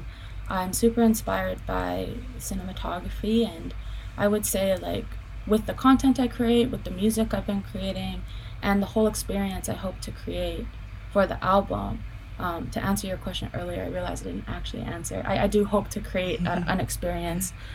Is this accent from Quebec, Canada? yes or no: no; Penticton, British Columbia, Canada; also born or lived in Vancouver; I was born in Penticton. Yeah, my dad raised me there.